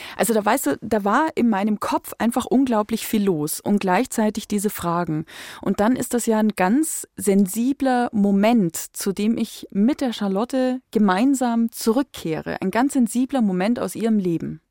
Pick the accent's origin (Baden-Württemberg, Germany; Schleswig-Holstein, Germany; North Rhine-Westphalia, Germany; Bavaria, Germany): Bavaria, Germany; Upper Palatinate; Ich komme aus der Wein